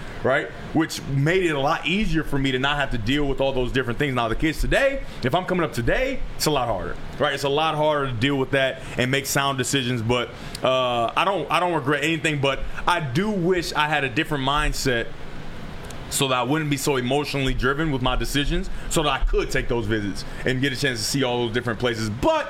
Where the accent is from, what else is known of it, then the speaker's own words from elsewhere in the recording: Michigan, United States; growing up around Michigan